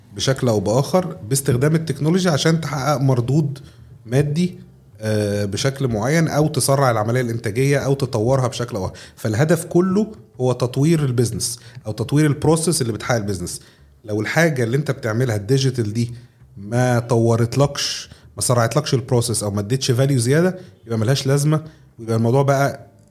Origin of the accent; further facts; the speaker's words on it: Egypt; عندنا في مصر